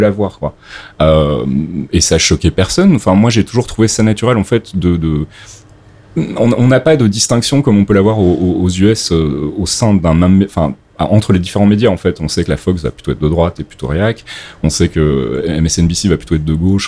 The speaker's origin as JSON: {"language": "French", "country": "Belgium", "moved": "as an adult", "lives_now": "France", "said": "je viens de Belgique donc j'ai fait des études de journalisme en Belgique et j'ai commencé à bosser là-bas"}